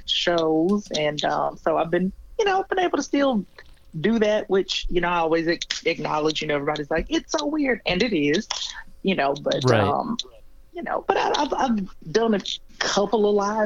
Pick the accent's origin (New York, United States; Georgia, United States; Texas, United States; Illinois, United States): Georgia, United States; Columbus; also born or lived in Sandy Springs, Georgia; I'm from Columbus, Georgia. It's a military town, about an hour and some change, maybe an hour and 15, 20 minutes from Atlanta. Yeah, so that's where I grew up.